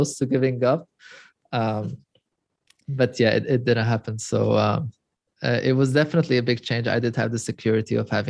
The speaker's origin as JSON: {"language": "English", "country": "Lebanon", "tie": "born or raised there", "also_born_or_lived": "Europe", "moved": "as an adult", "said": "Growing up in Lebanon, I'm also originally Armenian, and I'm third generation after the Armenian Holocaust"}